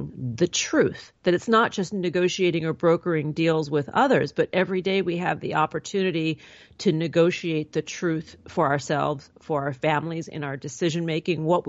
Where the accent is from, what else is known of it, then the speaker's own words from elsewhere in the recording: New York City, New York, United States; I grew up in New York City, and I went to a very small prep school